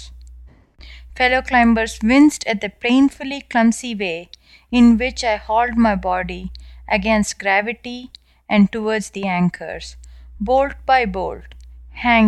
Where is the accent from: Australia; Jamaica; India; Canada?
India; South India; moved away as an adult; now in United States; as you can clearly tell from my accent, I was born and raised in India